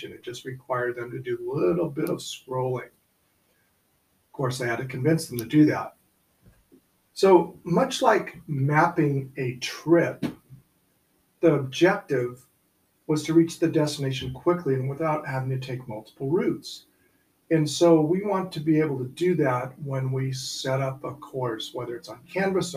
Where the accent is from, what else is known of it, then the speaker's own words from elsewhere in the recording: above Sacramento, Northern California, United States; I grew up in Northern California, our trip began at home, and this is above Sacramento